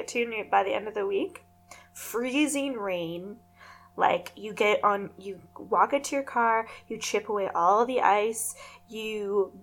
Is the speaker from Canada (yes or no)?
yes; Canada; we're Canadian